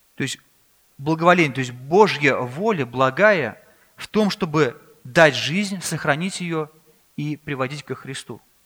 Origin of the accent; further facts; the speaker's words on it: Russia; also born or lived in Kazan; мы родились в России здесь